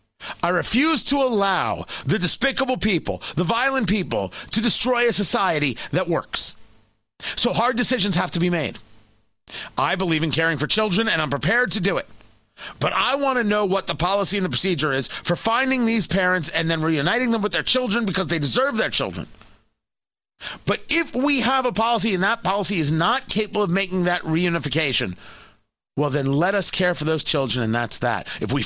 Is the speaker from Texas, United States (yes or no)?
no; New Jersey, United States; also born or lived in Brooklyn, New York; Born in Brooklyn, grew up in Jersey. I do not have an accent at all. I certainly don't have a New York accent